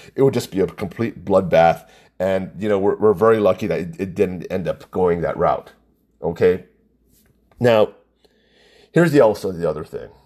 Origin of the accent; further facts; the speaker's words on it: Hawaii, United States; I'm full Chinese, he told me, because I was born and raised here, that I was actually a, a true Hawaiian.